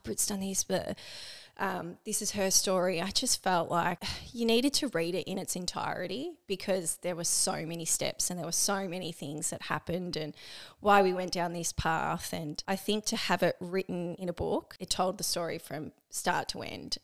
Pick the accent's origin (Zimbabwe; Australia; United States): Australia; Melbourne, Victoria; moved away as an adult; also born or lived in Geelong; now in Barwon Heads, Australia; I grew up in Melbourne